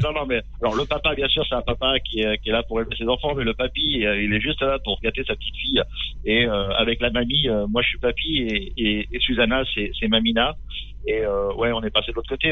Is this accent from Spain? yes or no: no; Châtellerault, Nouvelle-Aquitaine, France; Châtellerault, dans la Vienne. Je suis un pur produit, euh, du Poitou.